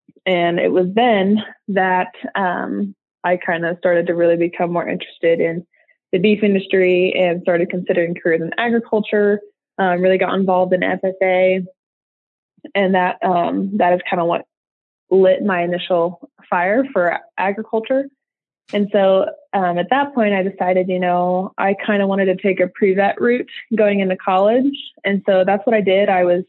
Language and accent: English; Nebraska, United States; moved away as an adult; now in Texas, United States; So I'm originally from a small town in eastern Nebraska. And so I grew up there. I'm a Texan transplant. I didn't move here till about a year ago. But I grew up, in a small rural community.